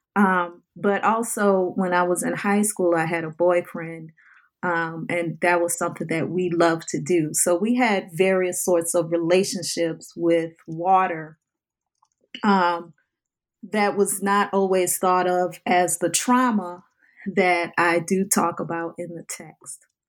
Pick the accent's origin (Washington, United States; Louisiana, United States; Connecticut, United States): Louisiana, United States; New Orleans; I lived a life growing up in the New Orleans area